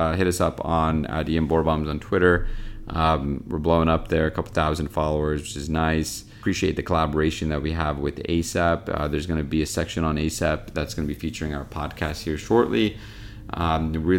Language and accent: English; North Carolina, United States; coming from two North Carolinians who did not graduate from UNC Chapel Hill